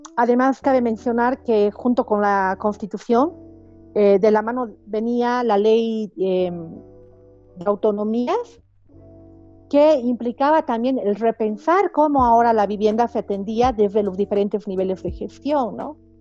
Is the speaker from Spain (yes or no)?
no; Bolivia; en mi país se ha vuelto aún más utópico, ¿no? Aunque yo sé que la realidad latinoamericana es bastante similar, pero yo siento que en Bolivia